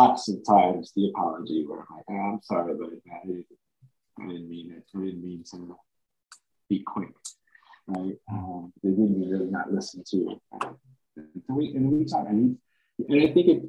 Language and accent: English; Chicago, Illinois, United States; as a son of immigrants when I was born up in Chicago